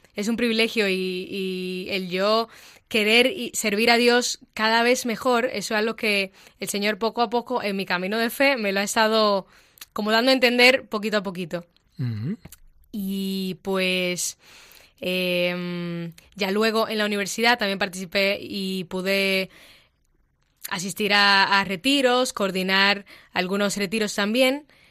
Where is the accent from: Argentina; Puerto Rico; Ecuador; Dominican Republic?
Dominican Republic; moved away as an adult; now in Madrid, Spain; soy dominicana y tengo aquí en Madrid año y tres meses